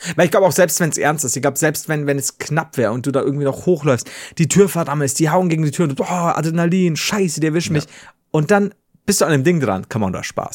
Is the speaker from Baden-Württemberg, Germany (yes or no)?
no; Regensburg, Bavaria, Germany; das ist mein Heimatort. Hier wohne ich.